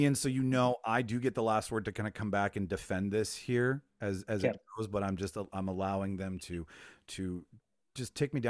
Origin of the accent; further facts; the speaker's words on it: Winnipeg, Manitoba, Canada; So just by default, I would know where I am because we're using my hometown as a backdrop.